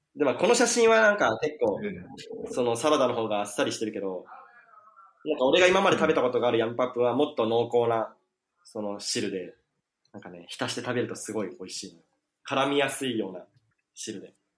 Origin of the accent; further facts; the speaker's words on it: Koshigaya, Saitama, Japan; 俺、越谷市っていうところ出身